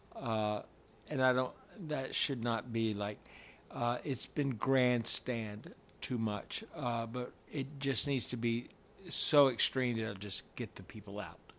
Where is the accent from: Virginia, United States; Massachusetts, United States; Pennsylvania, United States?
Virginia, United States; James River; now in Atlanta, United States; I grew up on the James River